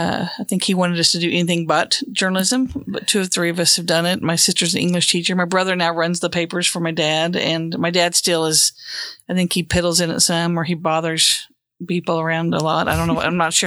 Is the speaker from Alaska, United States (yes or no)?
no; Cleveland, Oklahoma, United States; now in Oklahoma City, United States; I grew up in Cleveland, Oklahoma, a small town on the banks of the Arkansas River, just outside of Tulsa. And, spent my first 18 years of life there and then went to OU for college and have lived in Oklahoma City ever since.